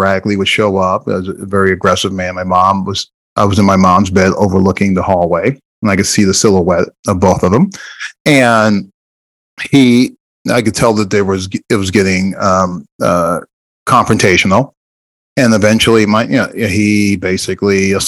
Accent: Jersey City, New Jersey, United States; moved away; also born or lived in Iowa; I'm originally from Jersey City, New Jersey

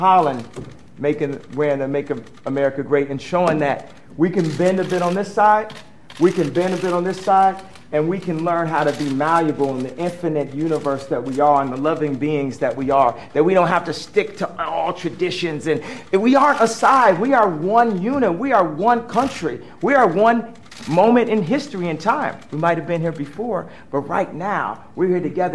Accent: Chicago, Illinois, United States; my hometown of Chicago

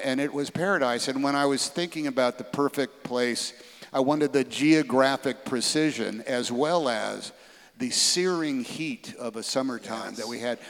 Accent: Oakland, California, United States; I grew up in Oakland, California

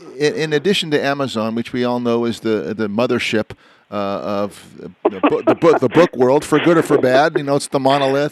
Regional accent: New Jersey, United States; born there; Well, I was born in New Jersey, and I don't know the answer

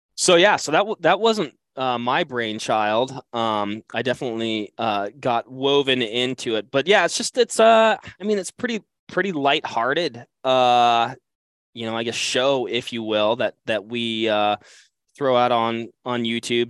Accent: Western Washington, United States; I grew up hunting Columbia blacktails in Western Washington

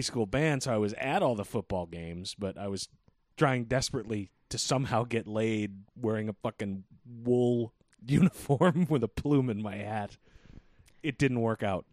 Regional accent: New England, United States; we're unique being from New England

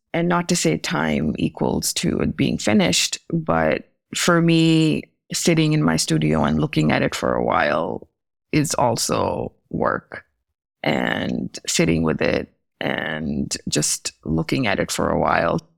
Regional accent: New Delhi, Delhi, India; moved away as an adult; also born or lived in Chicago / Maryland; growing up in Delhi, in India

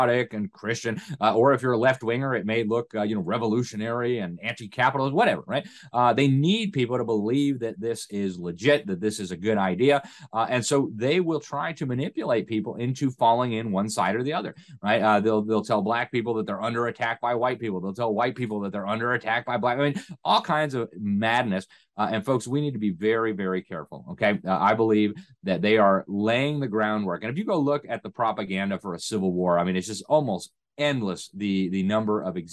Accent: Miami, Florida, United States; my hometown of Miami

